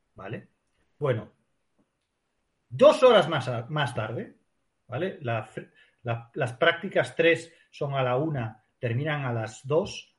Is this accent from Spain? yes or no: yes; Spain; como español